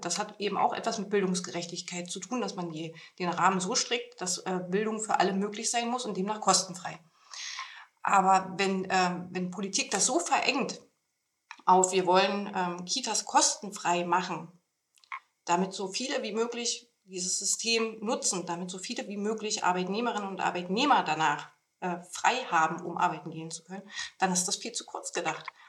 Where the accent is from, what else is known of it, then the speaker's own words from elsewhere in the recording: Potsdam, Brandenburg, Germany; moved away as an adult; also born or lived in Thuringia; Ich bin äh, gebürtige Brandenburgerin, äh, komme also ursprünglich aus Potsdam.